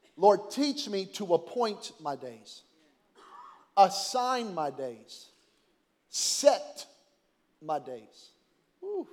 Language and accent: English; Belen, New Mexico, United States; I'm from Belen, New Mexico.